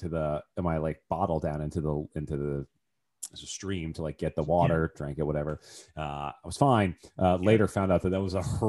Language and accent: English; Jersey Shore, New Jersey, United States; I'm from the Jersey Shore.